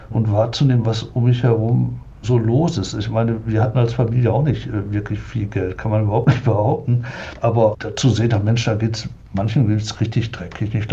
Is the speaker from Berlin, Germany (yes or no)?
no; Oberhausen, North Rhine-Westphalia, Germany; in Oberhausen, bin ich aufgewachsen im Ruhrgebiet